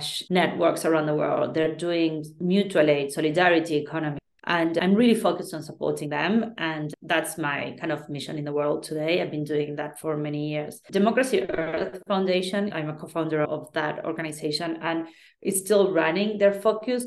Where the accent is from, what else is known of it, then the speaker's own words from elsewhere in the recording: Argentina; I come from Argentina